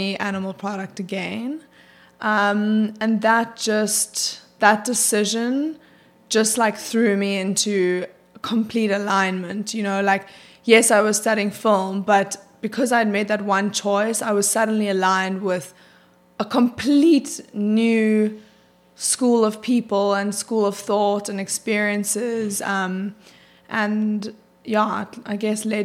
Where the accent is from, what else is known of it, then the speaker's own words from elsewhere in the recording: South Africa; moved away as an adult; also born or lived in New York; now in Los Angeles, United States; I was born in South Africa and grew up there until I was 18